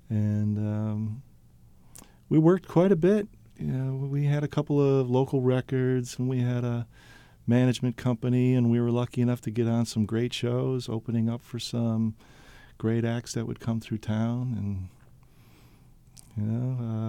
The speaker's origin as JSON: {"language": "English", "town": "Buffalo", "region": "New York", "country": "United States", "tie": "born or raised there", "also_born_or_lived": "Brooklyn, New York", "moved": "yes", "lives_now": "Maine, United States", "said": "Yeah, we lived in Brooklyn and were there for almost 30 years. I grew up in Buffalo, New York"}